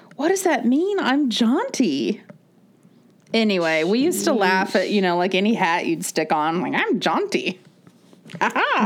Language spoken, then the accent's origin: English; Florida, United States; we grew up in Florida, so there was definitely more of a swimming all the time culture.